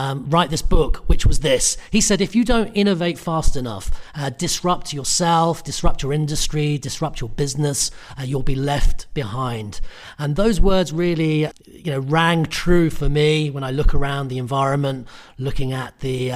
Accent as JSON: {"language": "English", "country": "United Kingdom", "tie": "born or raised there", "said": "I'm Irish Italian. I grew up in the UK, so I'm British"}